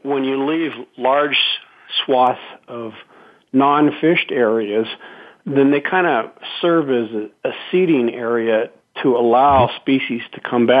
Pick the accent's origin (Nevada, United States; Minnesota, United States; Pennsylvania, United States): Nevada, United States; Carson City; I was a teenager growing up in Carson City, Nevada